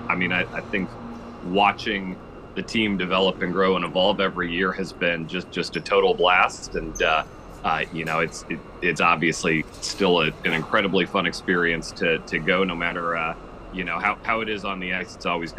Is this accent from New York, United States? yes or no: no; Kansas, United States; moved away as an adult; now in Washington, United States; I grew up in Kansas